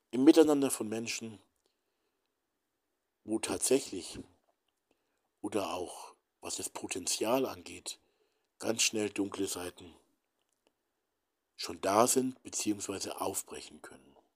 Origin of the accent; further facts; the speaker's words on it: Hamburg, Germany; Aber warum hat man Städte mit Zivilisten wie Hamburg, ich bin ja Hamburger, Hamburg, Dresden, Nürnberg, Berlin zerbombt?